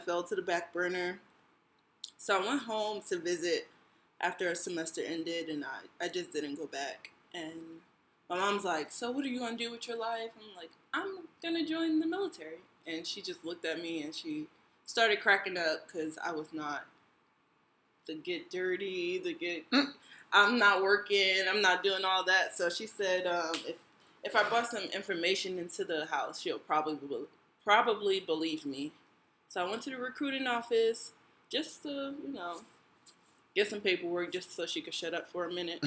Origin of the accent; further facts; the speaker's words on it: New Jersey, United States; I'm from Jersey, Jersey girl